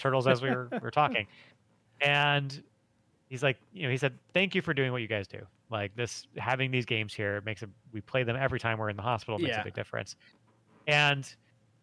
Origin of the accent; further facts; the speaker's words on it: Michigan, United States; moved away as an adult; now in Los Angeles, United States; So I grew up in Michigan